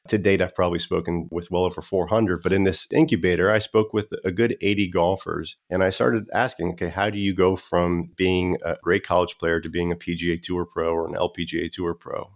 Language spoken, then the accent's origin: English; South Florida, United States; I grew up in South Florida